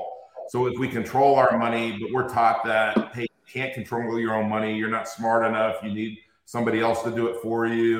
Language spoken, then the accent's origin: English; Inglewood, California, United States; I grew up in Inglewood, California.